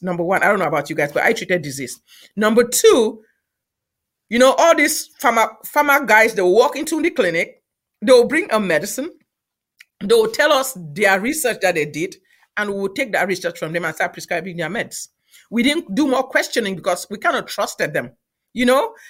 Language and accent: English; Cameroon; moved away as an adult; also born or lived in Nigeria; now in United States; I'm from Cameroon originally